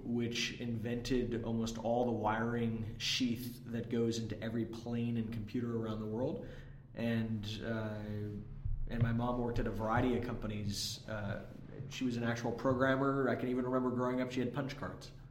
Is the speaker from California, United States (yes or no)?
yes; Bay Area, California, United States; I grew up in the Bay Area